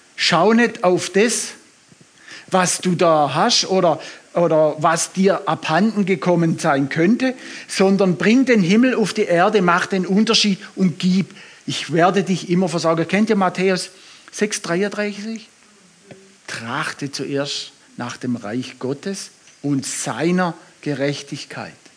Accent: Swabia, Germany; ich bin Schwabe

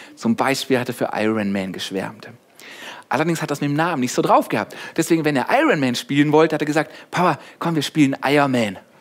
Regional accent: Germany; ich bin hier aufgewachsen, ich bin Deutscher, einfach nur ein Deutscher

